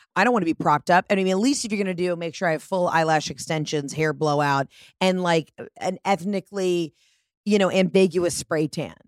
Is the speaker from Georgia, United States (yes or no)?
yes; Georgia, United States; I'm from Georgia